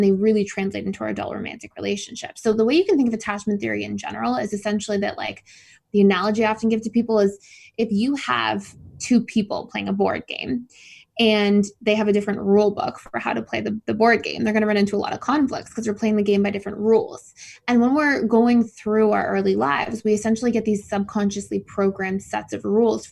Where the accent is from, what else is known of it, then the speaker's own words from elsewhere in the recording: Mississauga, Ontario, Canada; moved away as an adult; also born or lived in Georgia, United States / Florida, United States; I was born in Mississauga, so just outside of Toronto